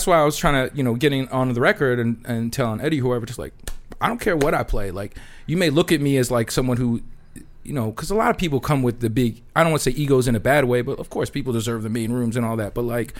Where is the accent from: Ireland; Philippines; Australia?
Philippines; Some people think I look black, but when the girl takes me home, she knows I'm Filipino.